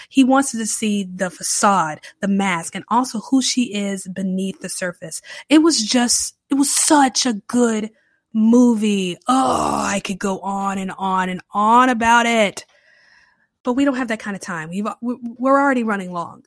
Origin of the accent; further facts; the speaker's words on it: Charlotte, North Carolina, United States; now in New Orleans, United States; I'm originally from the Charlotte area